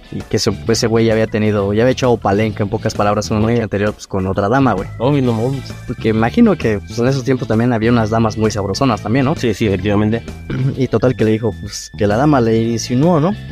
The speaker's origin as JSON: {"language": "Spanish", "country": "Mexico", "said": "Bien dicen que sí somos todos los mexicanos"}